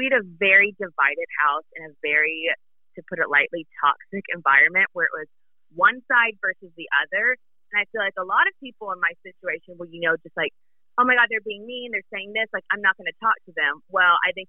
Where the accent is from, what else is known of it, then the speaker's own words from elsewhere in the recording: the South, United States; moved away; But I love being from the South. I love being from a small town